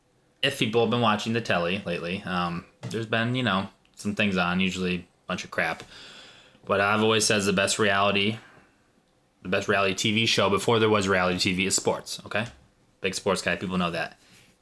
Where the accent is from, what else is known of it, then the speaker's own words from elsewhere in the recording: Urbandale, Iowa, United States; That is my hometown.